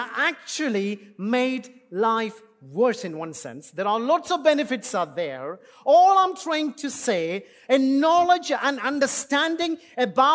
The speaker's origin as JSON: {"language": "English", "country": "India", "second_language": "English", "moved": "yes", "said": "as an Indian, English is my second language"}